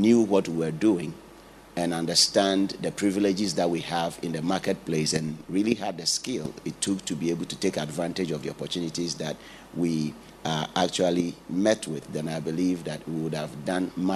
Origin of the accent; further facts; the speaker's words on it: Ghana; now in United Kingdom; I'm a Ghanaian.